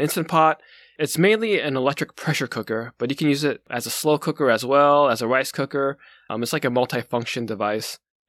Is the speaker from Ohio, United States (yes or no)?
yes; Northeast Ohio, United States; when I grew up in Northeast Ohio, you know, I grew up in basically a grocery store. Like, we all grew up in the family business.